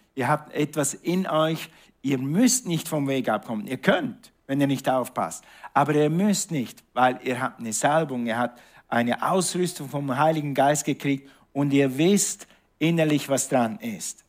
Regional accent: Switzerland; moved away; Und ich bin in der Schweiz aufgewachsen

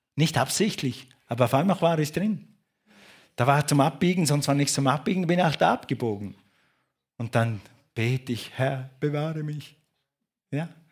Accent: Switzerland; ich bin ein Schweizer.

